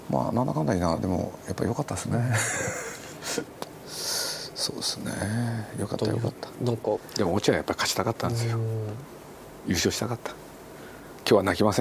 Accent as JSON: {"language": "Japanese", "town": "Nagoya", "region": "Aichi", "country": "Japan", "moved": "as an adult", "lives_now": "Tokyo, Japan", "said": "僕名古屋の出身で18の時東京来てでその後ずっともう東京に暮らしてるんですけれど"}